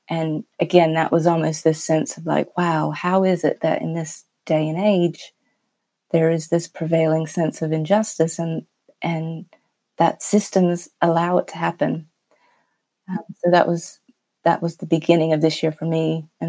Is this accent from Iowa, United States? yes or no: no; North Carolina, United States; moved away as an adult; now in United Kingdom; So I grew up in North Carolina in the US, and when I was 23, I moved to the UK for a bit of an adventure, I suppose.